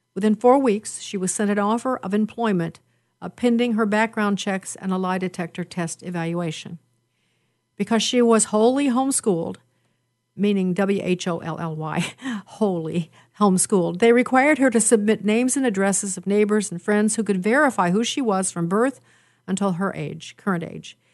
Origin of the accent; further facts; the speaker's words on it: Chicago, Illinois, United States; I'm from Chicago